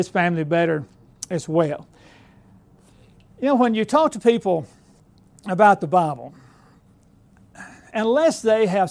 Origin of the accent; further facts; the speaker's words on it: Alabama, United States; moved away as an adult; now in Lawrenceburg, United States; I am a recent transplant to up there, being born and raised in Alabama